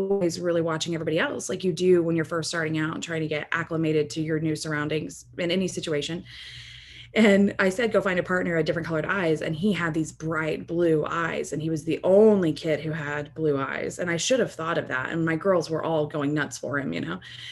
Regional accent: rural Texas, United States; also born or lived in Dallas area, Texas; I am from a very rural part of Texas, and I grew up in a very homogenous environment

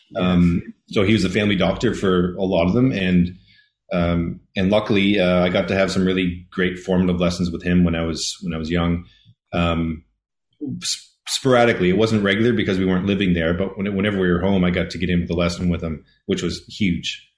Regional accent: Cape Breton Island, Nova Scotia, Canada; now in Ontario, Canada; I am from Keep Breton Island in Nova Scotia

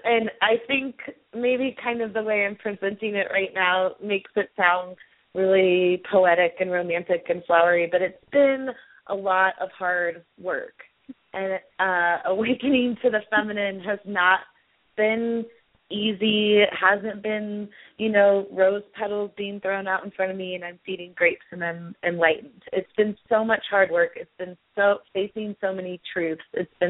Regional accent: Boulder, Colorado, United States; I come from Boulder, Colorado, and I do all these cool things

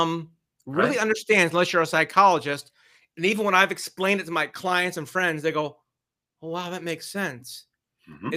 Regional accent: Northeast Ohio, United States; Northeast Ohio, my hometown

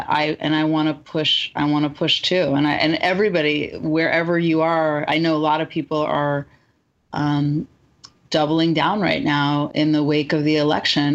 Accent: Marin County, California, United States; I'm from Marin County

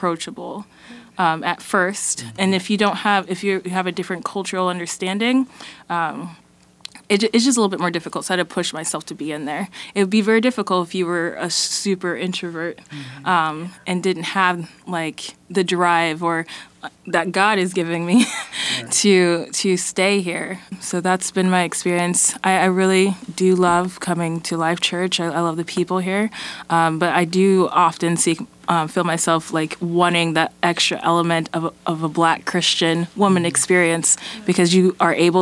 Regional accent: Davenport, Iowa, United States; I'm from Iowa, born and raised, Davenport, and then I came to Iowa City to go to school here

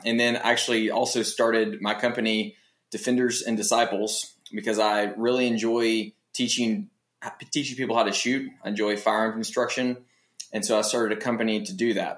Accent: Tennessee, United States; I was born and raised in Tennessee.

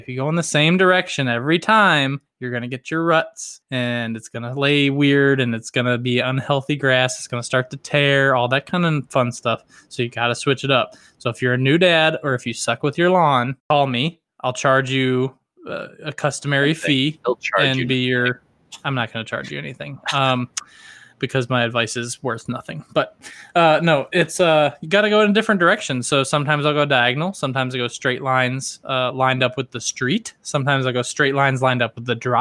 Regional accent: the South, United States; accent: southern; my southern roots

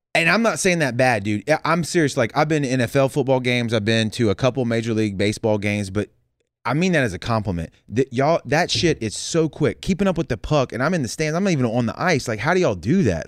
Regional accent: the South, United States; we're from the South.

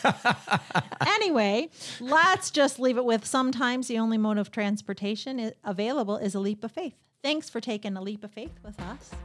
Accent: Royal Oak, Michigan, United States; I grew up in uh, right here in, in the Royal Oak area

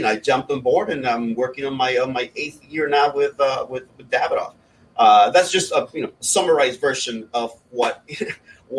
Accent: Honduras; moved away; also born or lived in Miami, United States; I'm from Honduras.

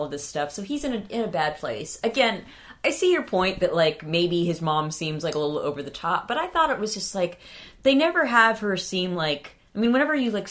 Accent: California, United States; I know we're from California

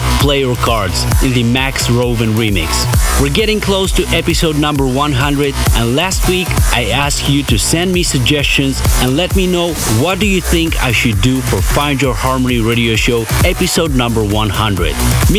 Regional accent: Moldova; my home country, Moldova.

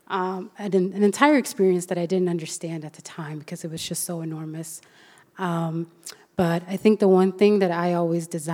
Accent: Sweden; also born or lived in Colombia; when I was about 2 years old, I was adopted from Colombia to Sweden

